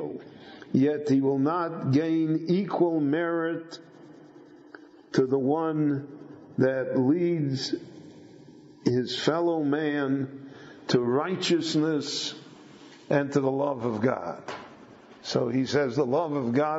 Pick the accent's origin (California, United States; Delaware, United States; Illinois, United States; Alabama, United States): Illinois, United States; Chicago; When I grew up in Chicago, I knew maybe five families that owned their own home.